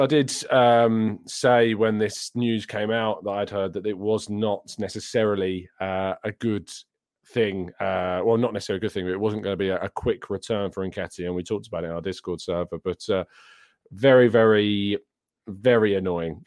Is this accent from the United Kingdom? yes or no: yes; England, United Kingdom; I am English